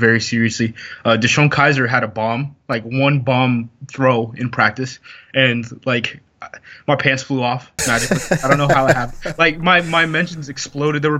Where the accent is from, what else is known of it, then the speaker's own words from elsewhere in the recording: Oregon, United States; I'm from Oregon.